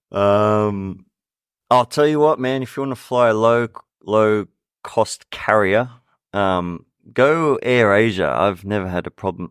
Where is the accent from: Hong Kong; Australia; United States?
Australia; Sydney, New South Wales; moved away; I'm from Sydney